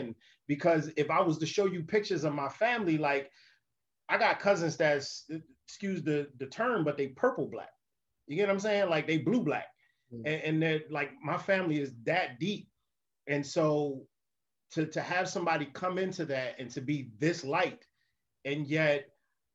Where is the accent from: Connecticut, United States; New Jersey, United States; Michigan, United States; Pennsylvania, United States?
New Jersey, United States; Camden; I grew up in Camden. Camden is the hood.